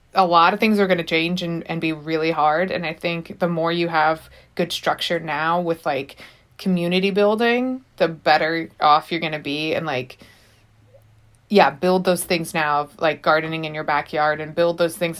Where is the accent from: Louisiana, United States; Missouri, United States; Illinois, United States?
Missouri, United States; St. Louis; now in Los Angeles, United States; I'm from Saint Louis.